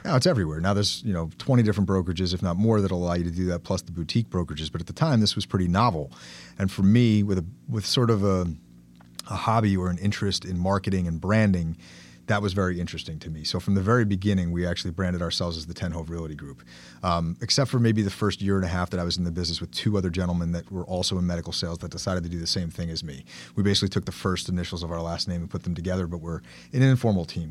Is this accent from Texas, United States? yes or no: no; Bergen County, New Jersey, United States; I grew up in Bergen County, settled down here in two thousand seven